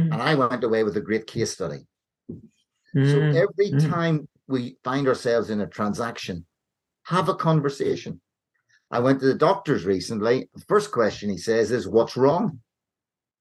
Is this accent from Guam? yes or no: no; Ireland; I grew up in Ireland